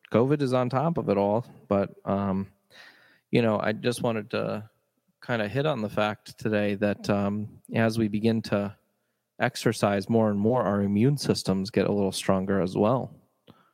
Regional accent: Chagrin Falls, Ohio, United States; my hometown of Chagrin Falls, Ohio

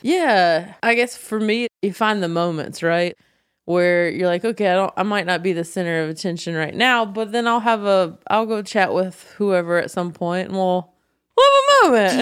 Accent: the South, United States; moved away as an adult; now in Los Angeles, United States; I was growing up in the South and it's a more conservative area

